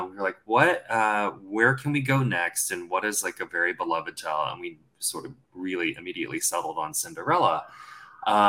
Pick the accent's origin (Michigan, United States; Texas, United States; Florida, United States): Texas, United States; accent: Southern; I grew up in Texas. I grew up in the South